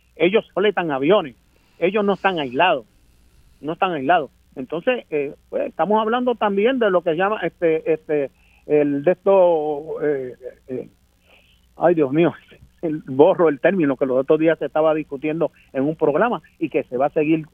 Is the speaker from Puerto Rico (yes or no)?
yes; Vieques, Puerto Rico; yo voy para Vieques, yo soy de Vieques.